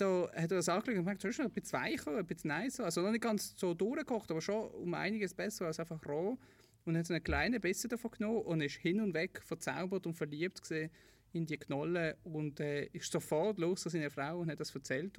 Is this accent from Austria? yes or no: no; Switzerland; ich bin in der Schweiz aufgewachsen, in einer Wohnung gegenüber von einem Park.